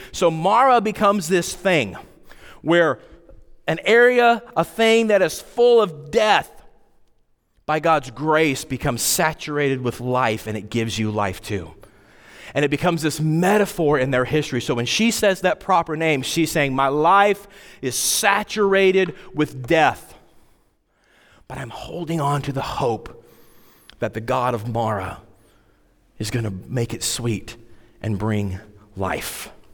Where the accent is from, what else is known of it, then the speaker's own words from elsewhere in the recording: Wyoming, United States; I grew up in Wyoming, and we had to take Wyoming history, like, every year